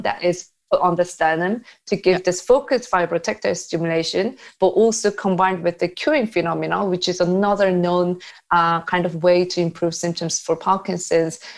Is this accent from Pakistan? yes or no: no; South Korea; moved away; I'm from South Korea